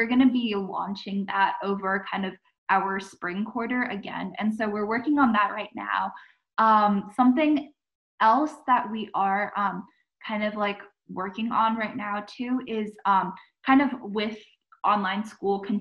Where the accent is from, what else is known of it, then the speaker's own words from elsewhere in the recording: Saratoga, California, United States; I'm from Saratoga City in California